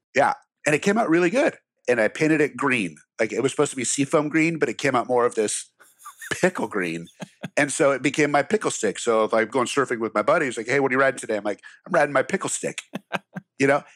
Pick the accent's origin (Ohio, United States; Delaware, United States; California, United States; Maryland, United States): California, United States; Glendale; I grew up in Glendale, California